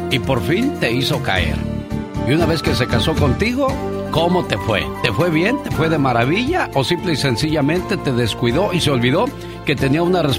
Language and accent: Spanish; Pachuca, Hidalgo, Mexico; moved away; Un día salí de Pachuca Hidalgo, pero Pachuca Hidalgo nunca salió de mí.